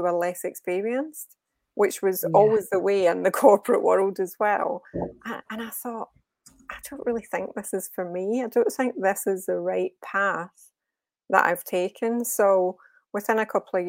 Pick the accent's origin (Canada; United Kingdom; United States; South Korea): United Kingdom; Glasgow, Scotland; moved away as an adult; also born or lived in Birmingham; now in Walsall, United Kingdom; I'm from Glasgow. I haven't lost the accent, thankfully